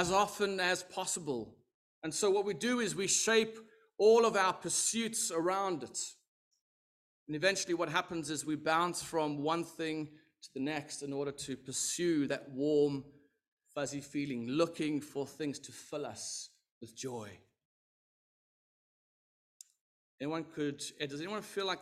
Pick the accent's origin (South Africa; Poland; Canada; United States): South Africa; I am South African, if you were wondering, from the Southern Hemisphere.